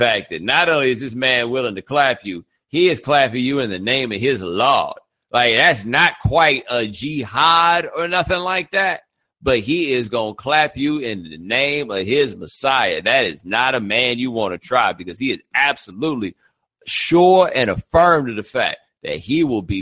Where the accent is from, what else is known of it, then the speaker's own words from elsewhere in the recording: Texas, United States; I grew up in Texas